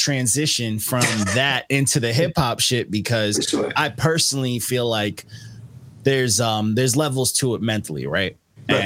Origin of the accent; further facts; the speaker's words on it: Long Island, New York, United States; I'm a Long Islander